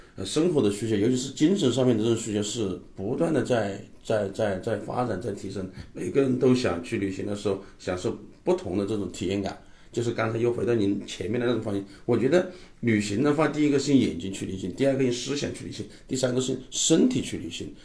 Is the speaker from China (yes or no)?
yes; southern China, China; 我们是南方人